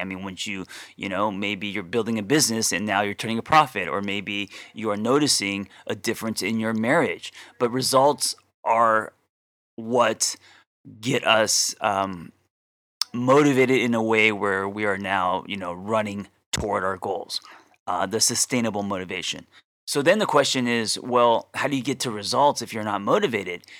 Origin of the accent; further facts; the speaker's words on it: Glendale, California, United States; I grew up in Glendale